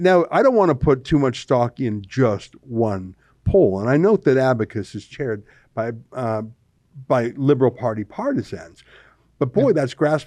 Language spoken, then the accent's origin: English; Alberta, Canada; I remember growing up in Alberta